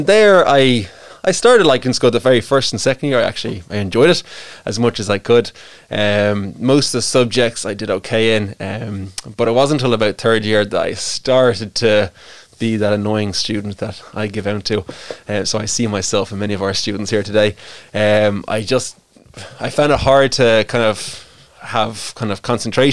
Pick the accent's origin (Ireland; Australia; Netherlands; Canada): Ireland; Greystones, Leinster; I grew up in Greystones. I was born and raised. I'm what they call a Greystones purebred